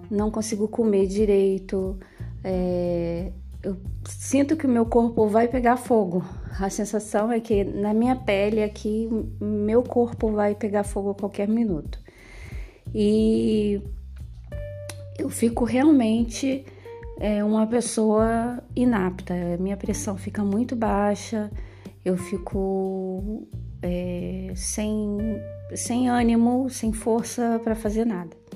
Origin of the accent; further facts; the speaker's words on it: Rio de Janeiro, Brazil; como eu vim do Rio de Janeiro, é, o Rio de Janeiro tem temperaturas altíssimas, extremas, e eu sofro bastante com o calor